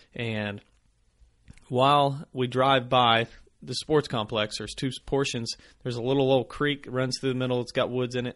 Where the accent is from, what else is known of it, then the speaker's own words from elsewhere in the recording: the Ozarks, United States; growing up in the Ozarks